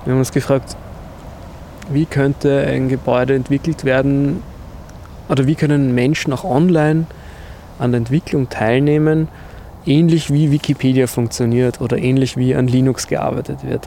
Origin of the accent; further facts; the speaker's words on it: Vienna, Austria; vor allem natürlich als Wiener oder Österreicher, Wienerinnen, ähm, dass wir in einer historischen Stadt aufgewachsen sind